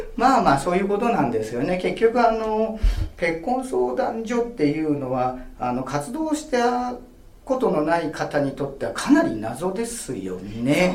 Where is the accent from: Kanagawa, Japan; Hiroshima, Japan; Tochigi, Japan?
Kanagawa, Japan; Yokohama; 私があの横浜生まれの横浜育ちで